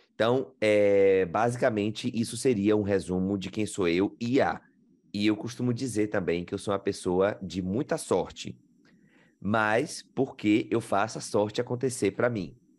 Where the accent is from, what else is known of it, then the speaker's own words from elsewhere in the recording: Riachão do Jacuípe, Bahia, Brazil; moved away as an adult; now in Australia; eu sou baiano, do sertão da Bahia, Riachão do Jacuípe.